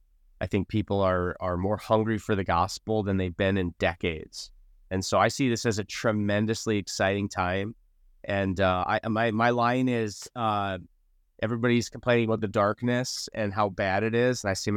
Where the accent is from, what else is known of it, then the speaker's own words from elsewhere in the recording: North Dakota, United States; So Pulse started in North Dakota. I was born and raised in North Dakota.